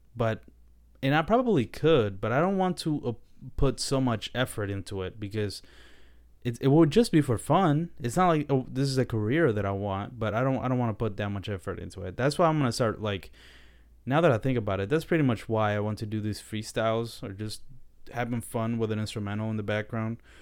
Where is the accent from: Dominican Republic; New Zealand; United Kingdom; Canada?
Dominican Republic; I was born in the Dominican Republic